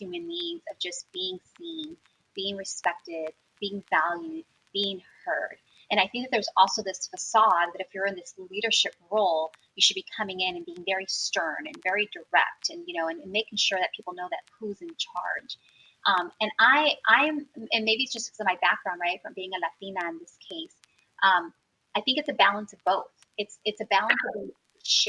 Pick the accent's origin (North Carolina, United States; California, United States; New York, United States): California, United States; San Francisco; I was born and raised in the Mission District.